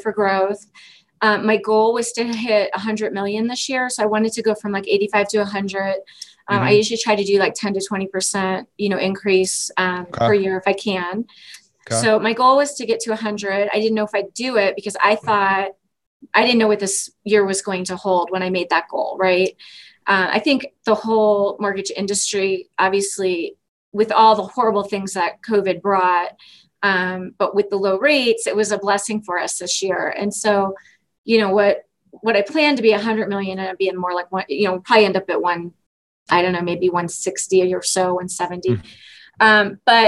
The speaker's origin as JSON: {"language": "English", "region": "Florida", "country": "United States", "moved": "as an adult", "lives_now": "Denver, United States", "said": "I am from Florida. I've been in Denver now 23 years"}